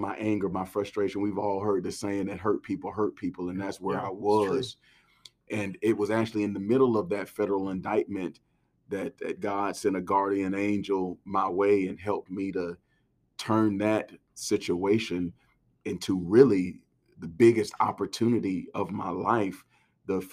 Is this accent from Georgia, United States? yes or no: yes; College Park, Georgia, United States; I grew up in College Park, right by the airport, Hartsfield International Airport in Atlanta